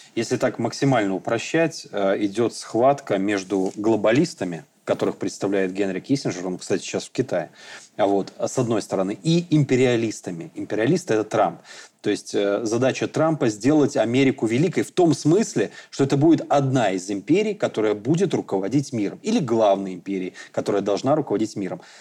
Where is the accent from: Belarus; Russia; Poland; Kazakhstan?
Belarus; мы, белорусы